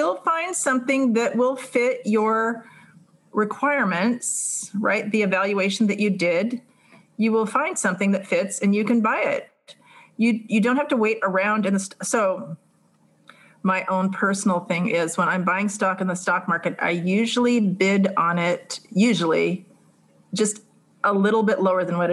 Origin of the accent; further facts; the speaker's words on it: California, United States; I'm from California